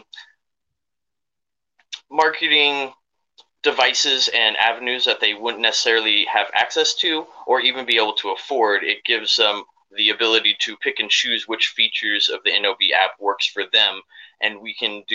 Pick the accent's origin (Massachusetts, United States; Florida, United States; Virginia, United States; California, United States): California, United States; San Diego; we moved down to San Diego when I was 10